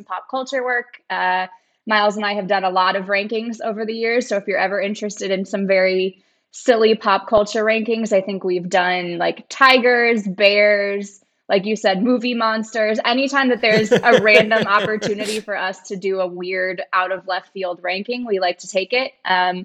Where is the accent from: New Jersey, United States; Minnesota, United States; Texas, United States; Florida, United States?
Minnesota, United States; I am from Minnesota and live there now, which is a great place to be